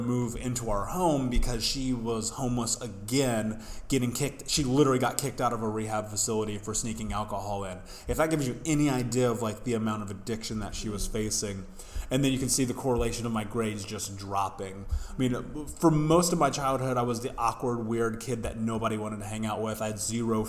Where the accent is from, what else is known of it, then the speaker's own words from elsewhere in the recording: Indianapolis, Indiana, United States; I grew up in the States in Indianapolis